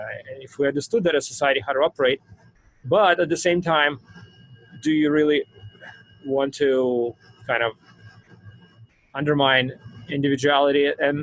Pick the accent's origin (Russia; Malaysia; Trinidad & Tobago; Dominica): Russia; English is a second language; I grew up in the Soviet Union times, before democracy was, you know, so I'm very familiar with what it was like. Soviet Union, I grew up in the 80s, and that was the end of Soviet Union